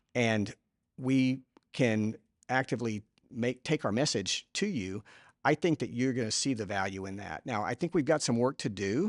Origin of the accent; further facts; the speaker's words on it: Houston, Texas, United States; I am from Houston